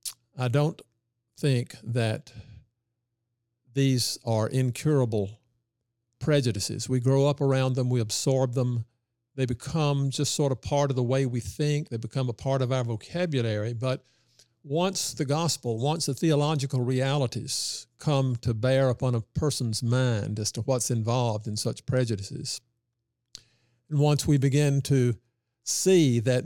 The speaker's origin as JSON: {"language": "English", "region": "Mississippi", "country": "United States", "tie": "born or raised there", "said": "Yeah. Well, I didn't realize what a momentous and historical time that was when I was coming up."}